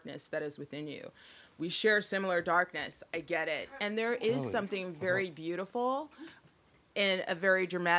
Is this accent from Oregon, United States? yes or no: yes; Salem, Oregon, United States; when I was little, I grew up in Salem, Oregon, and that is the capital of Oregon